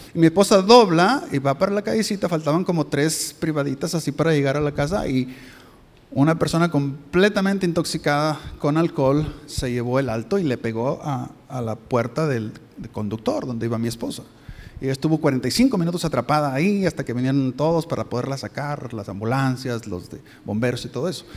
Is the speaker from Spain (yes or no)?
no; Mexico; moved away; yo soy de México